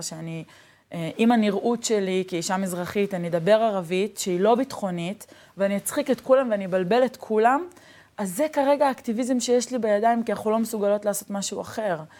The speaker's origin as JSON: {"language": "Hebrew", "town": "Neve Shalom", "country": "Israel", "tie": "born or raised there", "said": "הילדות שלי בנווה שלום"}